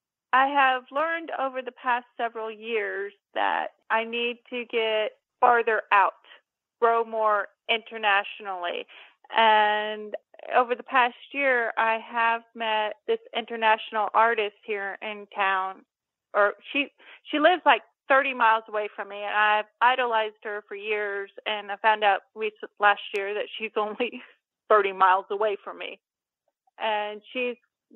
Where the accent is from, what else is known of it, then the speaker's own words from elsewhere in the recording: Cape Girardeau, Missouri, United States; they filmed that movie in my hometown, Cape Girardeau